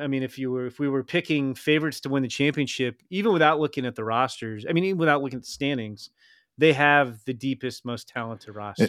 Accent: Chicago, Illinois, United States; I mentioned I was from Chicago

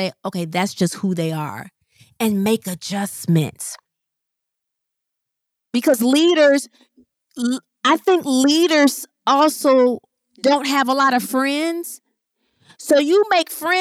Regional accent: Midwest, United States; moved away as an adult; I didn't move from the Midwest until 2017. I still lived, then I moved about 30 minutes outside of my hometown

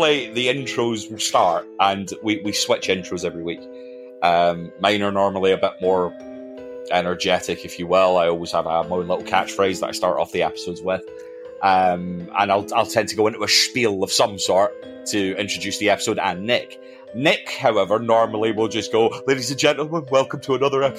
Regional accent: Scotland, United Kingdom; I am Scottish, mostly because I come from Scotland.

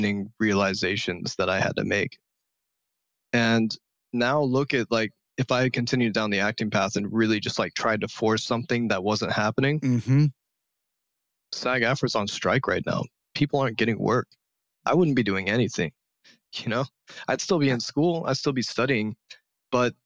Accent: Midwest, United States; I'm from the Midwest

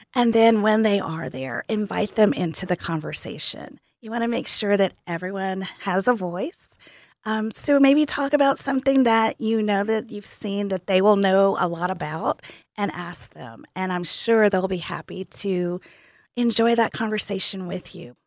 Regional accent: Tennessee, United States; moved away; I am from Tennessee

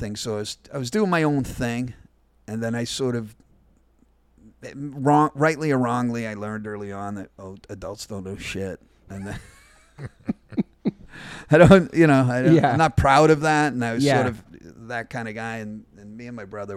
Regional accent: Norwood, Massachusetts, United States; also born or lived in Providence, Rhode Island / Cumberland, Rhode Island / Cranston, Rhode Island; my hometown of Norwood, Massachusetts.

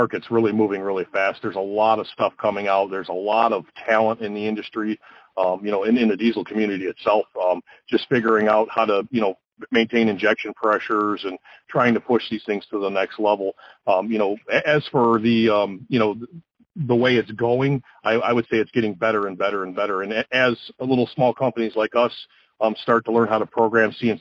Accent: Detroit, Michigan, United States; Growing up in the Motor City in the Detroit area

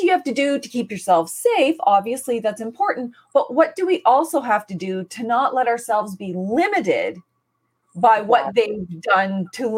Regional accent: Canada; I'm from the Mi'kmaq nation

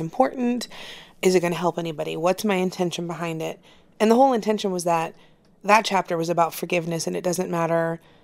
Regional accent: Florida, United States; I'm from Florida, and so I know what Southern people are like

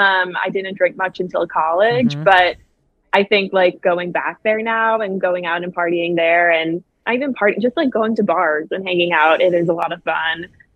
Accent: Buffalo, New York, United States; moved away as an adult; now in Chicago, United States; Yes, I'm from Buffalo. I've been in Chicago like 4 or 5 years now.

